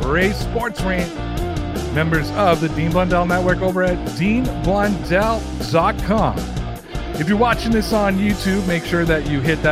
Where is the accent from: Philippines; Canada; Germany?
Canada; Toronto, Ontario; I'm from Toronto